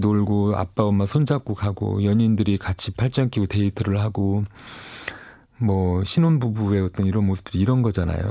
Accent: Seoul, South Korea; 전 서울에서 온 사람입니다

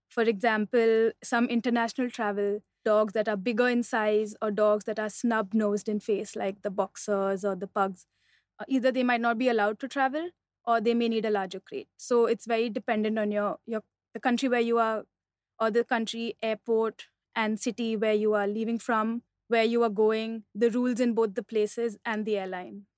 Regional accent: Mumbai, Maharashtra, India; also born or lived in Delhi; I'm from Bombay.

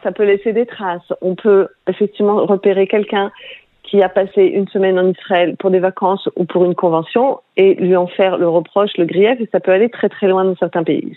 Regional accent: France; quand on est français

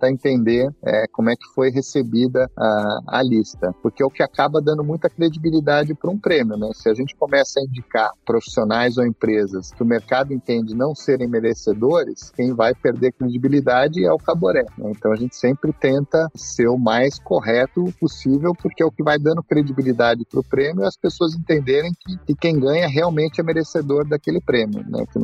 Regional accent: Northeast Region, Brazil; como eu sou nordestino, eu me me inspirei numa coruja típica aqui do Nordeste

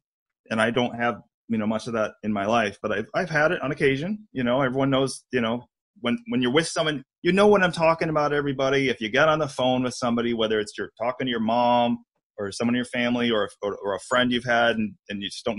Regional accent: New York City, New York, United States; You know, I'm from New York City. I don't BS anybody. I tell it like it is.

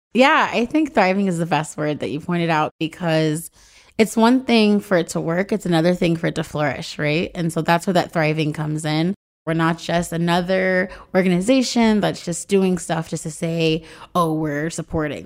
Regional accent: Raleigh, North Carolina, United States; now in Los Angeles, United States; I moved to Los Angeles. I'm from Raleigh, North Carolina

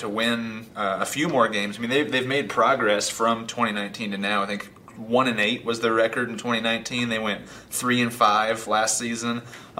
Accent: Seattle, Washington, United States; moved away as an adult; also born or lived in Mason City, Iowa; now in Sioux City, United States; Originally came from Seattle, Washington.

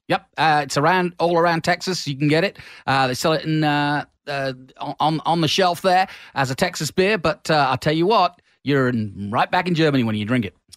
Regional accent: England, United Kingdom; the Englishman uh, in me

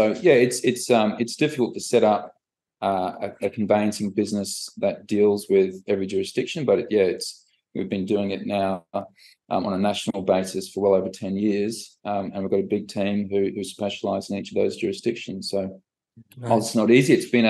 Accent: Australia; born there; also born or lived in Malta / England / Scotland; my background, I was born in Australia, but grew up in Europe, so Malta, England, and then Scotland.

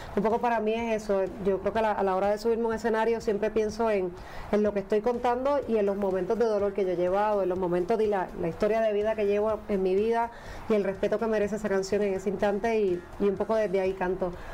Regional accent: Puerto Rico; soy puertorriqueña

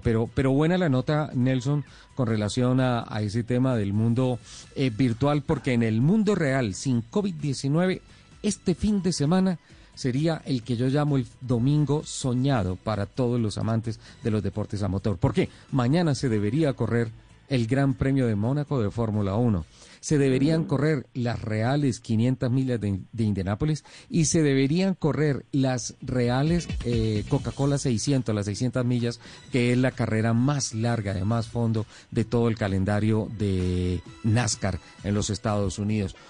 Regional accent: Colombia; somos colombianos

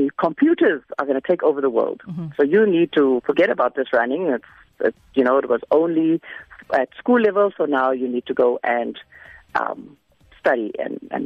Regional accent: Macassar, Western Cape, South Africa; moved away as an adult; I first had to get out of Macassar

